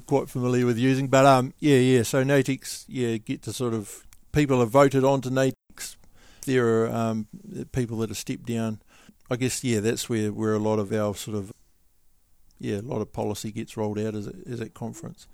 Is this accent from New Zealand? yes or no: yes; Wellington, New Zealand; I come from Wellington